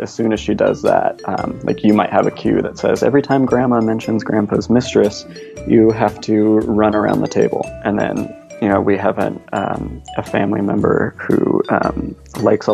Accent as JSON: {"language": "English", "area": "Bay Area", "region": "California", "country": "United States", "tie": "born or raised there", "said": "I grew up in the Bay Area in the early 80s"}